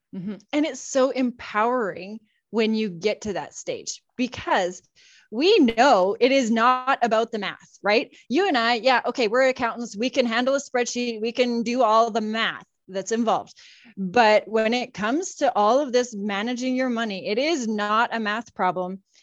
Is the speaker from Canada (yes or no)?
yes; Saskatchewan, Canada; moved away as an adult; now in Calgary, Canada; I live in Calgary now with my husband, and I've got two teenagers, but I grew up in Saskatchewan